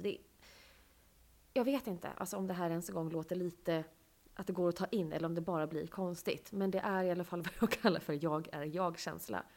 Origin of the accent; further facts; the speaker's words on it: Sweden; jag är född i Sverige